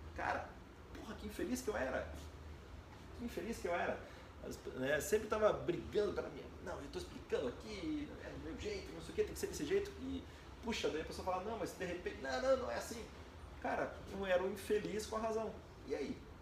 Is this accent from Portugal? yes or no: no; Brazil; A gente como brasileiro